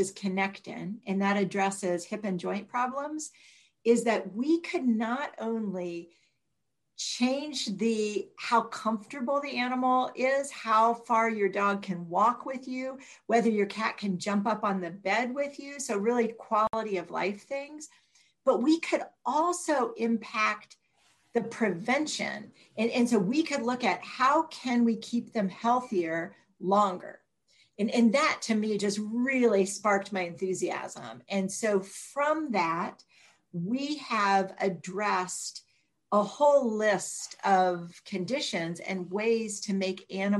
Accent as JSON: {"language": "English", "region": "Northeastern Ohio", "country": "United States", "tie": "born or raised there", "said": "I grew up in Northeastern Ohio"}